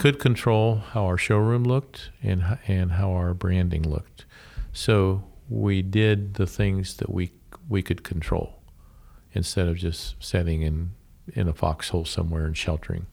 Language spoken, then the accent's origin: English; Columbus, Ohio, United States; moved away as an adult; also born or lived in Portland, Oregon / Findlay, Ohio; I was born and raised in the Columbus area